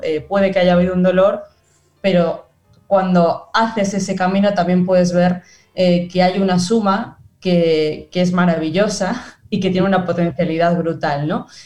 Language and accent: Spanish; Spain; moved away as an adult; also born or lived in France; now in Argentina; yo me fui de España eh, porque me tocó la gran crisis de 2008